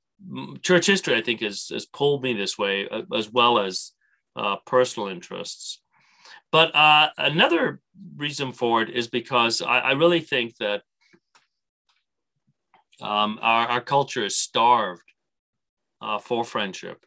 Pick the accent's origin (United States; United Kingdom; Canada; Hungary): Canada; an Irish Canadian